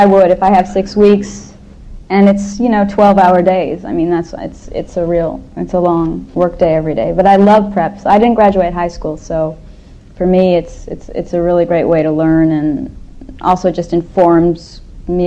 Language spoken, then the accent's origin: English; Los Angeles, California, United States; I grew up in Hollywood, so it's my home